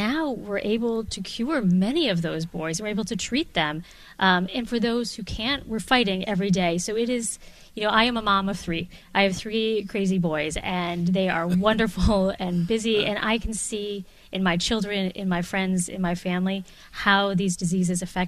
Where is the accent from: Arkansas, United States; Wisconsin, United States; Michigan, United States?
Wisconsin, United States; also born or lived in Chicago; now in Boston, United States; I'm from Wisconsin